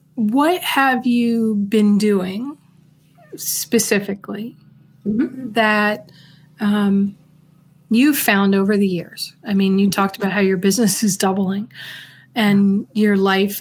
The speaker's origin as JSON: {"language": "English", "town": "New York City", "region": "New York", "country": "United States", "tie": "born or raised there", "said": "I grew up in New York in the Bronx."}